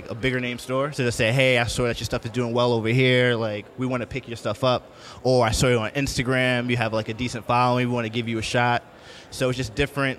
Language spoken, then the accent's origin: English; Long Island, New York, United States; my hometown of Long Island